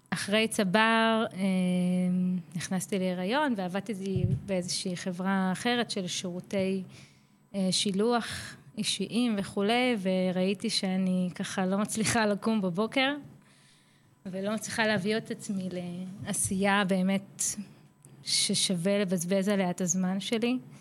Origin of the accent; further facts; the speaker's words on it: Petah Tikva, Central District, Israel; now in Karkur, Israel; במקור אני מפתח תקווה, הקסומה